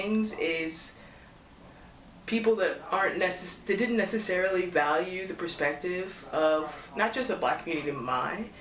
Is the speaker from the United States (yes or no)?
yes; Louisville, Kentucky, United States; moved away as an adult; also born or lived in Sarasota, Florida / New York; Born and raised in Louisville, Kentucky.